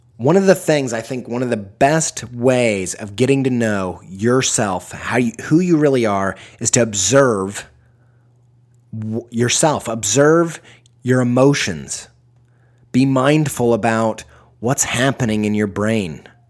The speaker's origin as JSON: {"language": "English", "region": "Midwest", "country": "United States", "said": "I'm from the Midwest"}